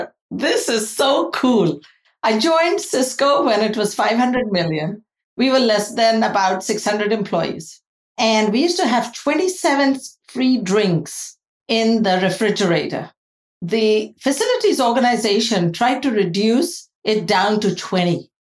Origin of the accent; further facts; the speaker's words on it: India; now in United States; Because I grew up and I was born in India, where I saw a huge economic diversity